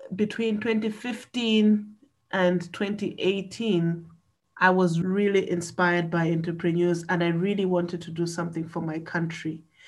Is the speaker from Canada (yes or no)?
no; Malawi; I am from Malawi, and Malawi is in Central and South Africa.